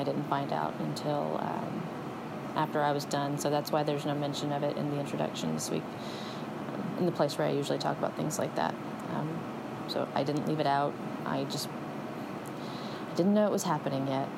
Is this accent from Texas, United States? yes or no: yes; Texas, United States; first language English; I'm from Texas